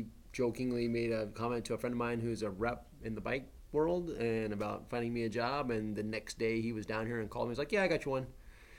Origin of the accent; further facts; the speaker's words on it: Oklahoma, United States; also born or lived in Salt Lake City, Utah; now in Las Vegas, United States; I grew up in Oklahoma.